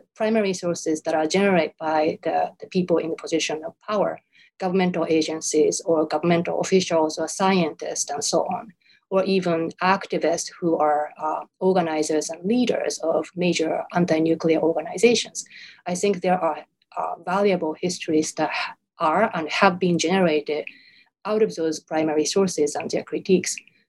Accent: Japan; first language Japanese; English is a second language; I'm born and raised in Japan, so Japanese is my native language.

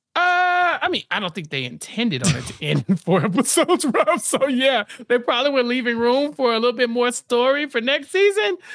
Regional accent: Texas, United States; As a Texan

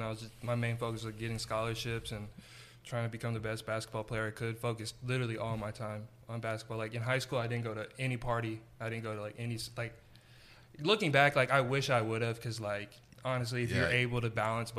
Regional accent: Pflugerville, Texas, United States; now in Dallas, United States; I'm from Austin, actually Pflugerville

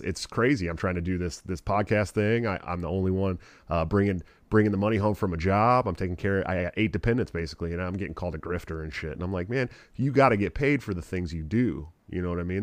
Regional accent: Oakland, California, United States; I'm from the Oakland area

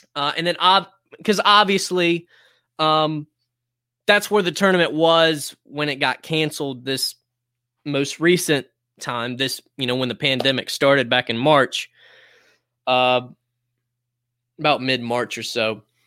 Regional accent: High Point, North Carolina, United States; also born or lived in Greensboro; I was born in Greensboro, but I've lived out my entire life except for my college years in High Point.

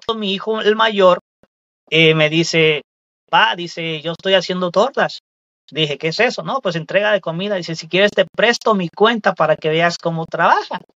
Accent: Veracruz, Mexico; now in Chicago, United States; Yo soy, yo soy mexicano del estado de Veracruz. Yo pertenezco al estado de Veracruz de México, un pueblito

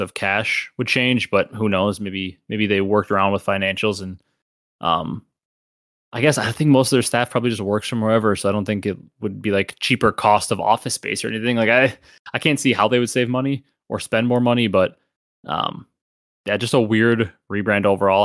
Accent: Midwest, United States; I'm also from the Midwest

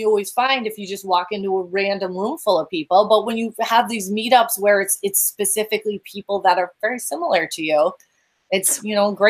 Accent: Western New York, United States; moved away; you have a little bit of an accent. Where are you from? New York. Yeah. Not that New York. The other Western New York.

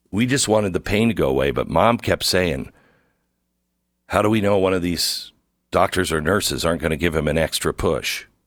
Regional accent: near the Peace Arch, Washington, United States; I grew up near the Peace Arch.

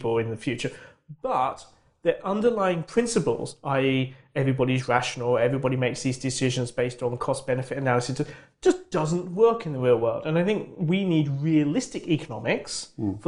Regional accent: United Kingdom; as a Brit

